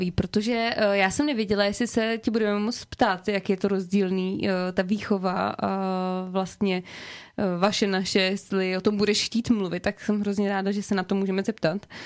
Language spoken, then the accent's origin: Czech; Czechia; accent: Prague accent (in Vietnamese); also born or lived in Hanoi, Vietnam; narodila jsem se ve Větnamu, v Hanoji mm-hmm. a tady v Čechách jsem od čtyř let.